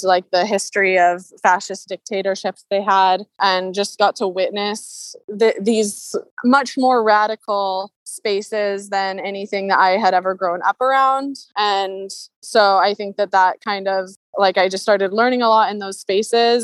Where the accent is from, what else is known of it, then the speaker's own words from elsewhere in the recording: Seattle, Washington, United States; I grew up in Seattle in a like middle class homeowner family